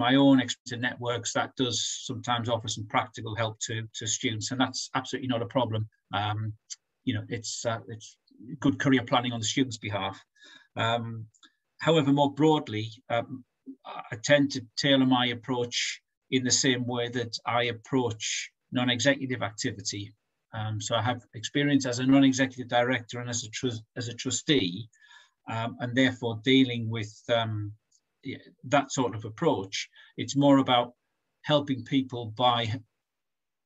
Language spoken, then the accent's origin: English; Durham, North East England, United Kingdom; And I'm from Durham too